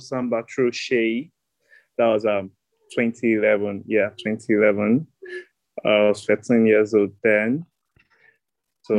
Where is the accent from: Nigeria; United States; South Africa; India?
Nigeria; Lagos; Yes, I'm born in Lagos. Grew up in Lagos. Everything in Lagos.